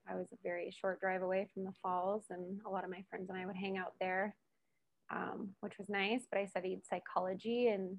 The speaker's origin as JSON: {"language": "English", "town": "Hamilton", "region": "Ontario", "country": "Canada", "moved": "as an adult", "lives_now": "Edson, Canada", "said": "I moved from Ontario as well, but from a large city called Hamilton. So that's where I'm from"}